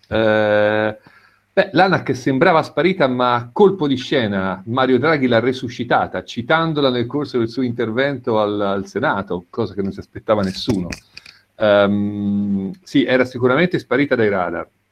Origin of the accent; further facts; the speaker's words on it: Siena, Tuscany, Italy; sono di Siena